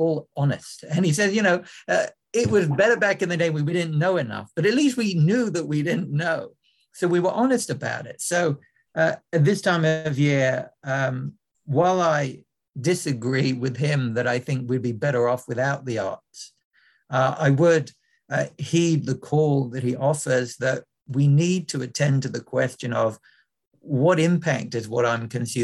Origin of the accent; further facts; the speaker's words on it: London, United Kingdom; as a growing up in London